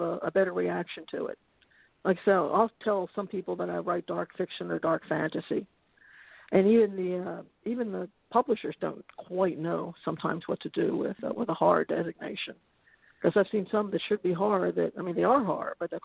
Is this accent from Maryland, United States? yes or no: yes; Baltimore, Maryland, United States; I grew up in Baltimore